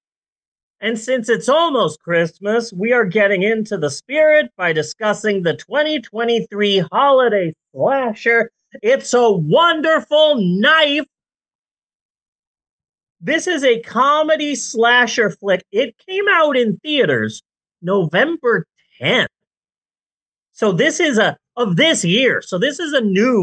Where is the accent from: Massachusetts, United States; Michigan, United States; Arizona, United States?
Arizona, United States; Phoenix; moved away; I grew up in Phoenix